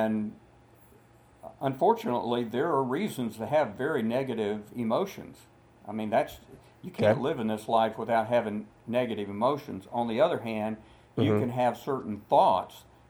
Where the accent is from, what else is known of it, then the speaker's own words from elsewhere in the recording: Dallas, Texas, United States; I'm a Texan. I grew up, I was born in Dallas, Texas